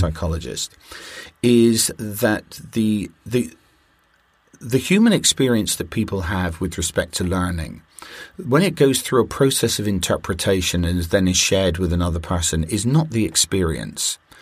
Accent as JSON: {"language": "English", "country": "United Kingdom", "said": "I'm a Brit"}